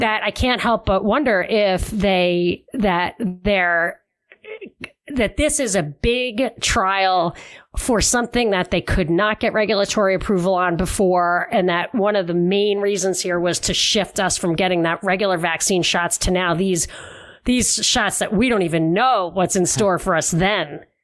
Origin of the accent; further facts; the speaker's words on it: New York City, New York, United States; now in Los Angeles, United States; I'm really originally from Brooklyn.